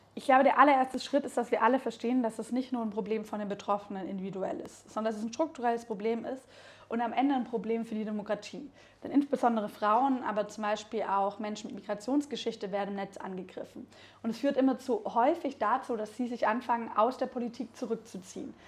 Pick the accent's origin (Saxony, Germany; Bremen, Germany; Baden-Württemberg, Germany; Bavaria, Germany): Baden-Württemberg, Germany; now in Berlin, Germany; ich bin in Baden-Württemberg aufgewachsen, dann irgendwann nach Berlin gezogen